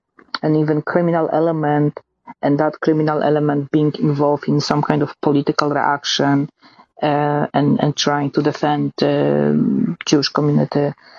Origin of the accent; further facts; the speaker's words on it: Poland; now in United States; I'm from Poland